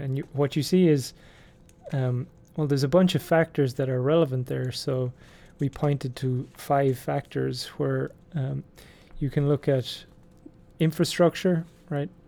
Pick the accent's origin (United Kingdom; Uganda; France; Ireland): Ireland; I'm from Ireland